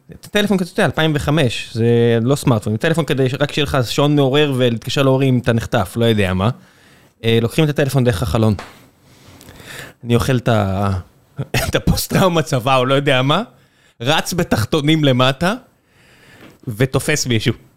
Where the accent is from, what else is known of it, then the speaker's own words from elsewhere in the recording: Israel; כישראלים, בגלל שאנחנו חיים במדינה כל כך אגרסיבית וקטנה וצפופה